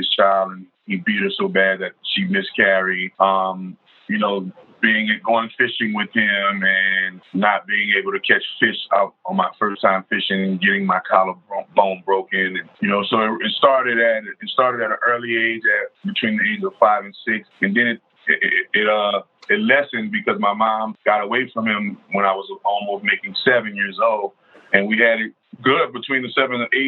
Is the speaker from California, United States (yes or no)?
no; New Orleans, Louisiana, United States; I grew up on the New Orleans West Bank